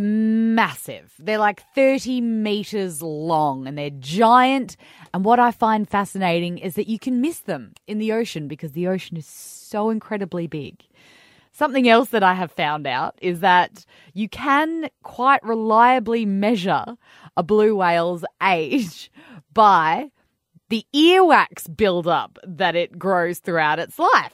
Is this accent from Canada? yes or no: no; Western Australia, Australia; I grew up in West Australia basically my whole life